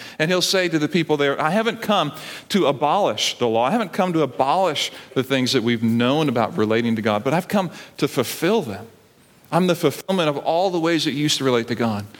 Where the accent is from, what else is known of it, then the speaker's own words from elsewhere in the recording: Barbados; now in United States; I grew up in Barbados